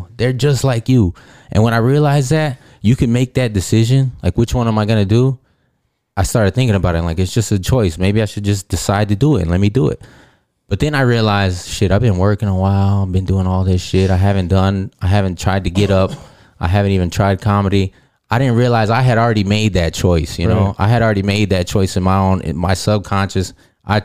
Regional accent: Illinois, United States; also born or lived in Georgia; Because, I grew up in Illinois for a little while. Spent a lot of time in Georgia.

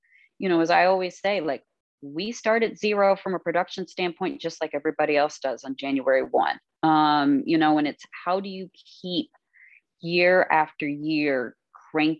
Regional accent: Kentucky, United States; also born or lived in Florida; now in New York, United States; we were little girls growing up in Kentucky

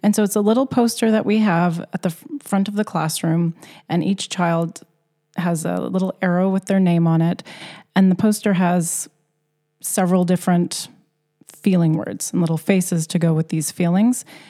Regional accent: Canada; moved away as an adult; now in Gothenburg, Sweden; I was born and raised in Canada.

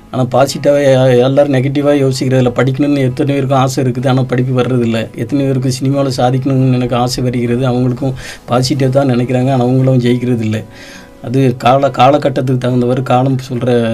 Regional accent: Kuthiramalli village, Tiruchendur taluk, schooled in Meignanapuram, Tamil Nadu, India; moved away as an adult; now in Coimbatore, India; நான் பிறந்தது வந்து க குதிரமல்லி கிராமம் இப்போ திருச்செந்தூர் தாலுகாவில் உள்ள குதிரமல்லி கிராமம் இப்போ சுந்தரபுரங்கிற ஊரில் பிறந்தேன் படித்தது எல்லாம் மெஞ்ஞானபுரம் அம்பரோஸ் ஹை ஸ்கூல்

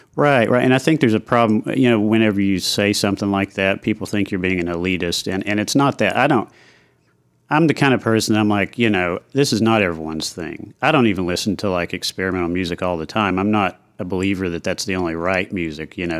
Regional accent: Knoxville, Tennessee, United States; moved away as an adult; now in Nashville, United States; I grew up in Knoxville

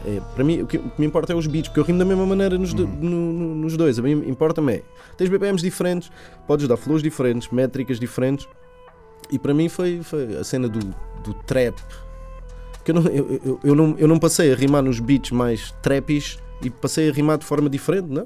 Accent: Linha da Azambuja, Lisbon, Portugal; é do bairro de onde eu sou, fica na, fica na linha da Zambuja

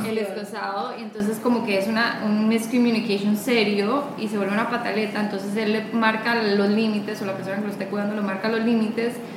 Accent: Costa Rica; now in Panama; nosotras no somos de Panamá, nosotras somos de Costa

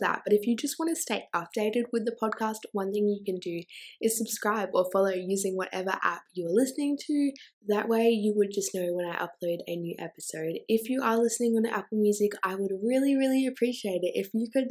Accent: Australia; I'm also Australian

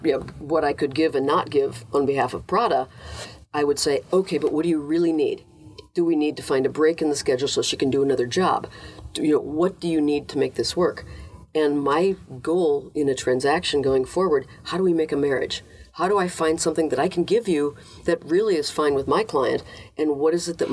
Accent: Minnesota, United States; moved away; as a Minnesotan

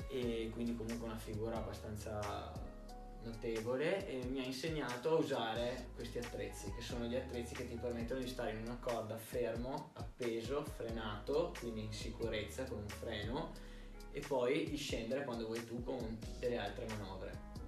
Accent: Verona, Veneto, Italy; also born or lived in Florence; sono di Verona, sono cresciuto a Verona e nato a Firenze

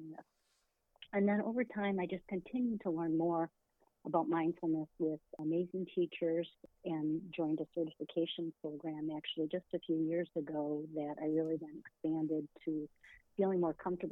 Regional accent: Michigan, United States; I was born right here in the Mitten State of Michigan, and I grew up in a large family

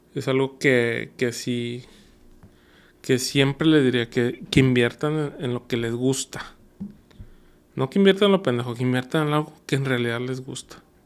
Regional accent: Monterrey, Nuevo León, Mexico; also born or lived in Guadalajara; nuestro clásico regio

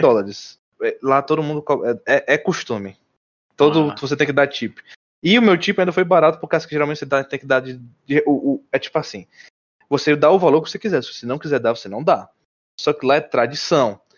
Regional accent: Brazil; moved away as an adult; also born or lived in Mount Vernon, New York, United States; E eu, como brasileiro

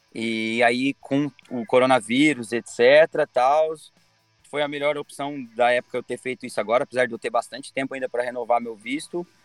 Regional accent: Brazil; eu sou brasileiro

